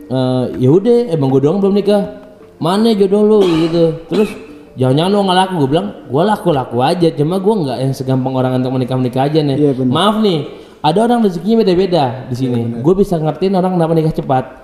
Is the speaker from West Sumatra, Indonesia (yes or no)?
yes; Padang, West Sumatra, Indonesia; Mas Insan udah tau kan oh, gue orang Padang ya udah kayak udah kayak udah gitu.